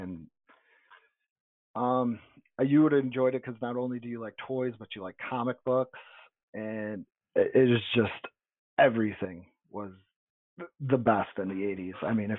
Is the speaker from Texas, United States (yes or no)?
no; Niagara Falls, New York, United States; we did not have a Toys R Us because we're both from Niagara Falls.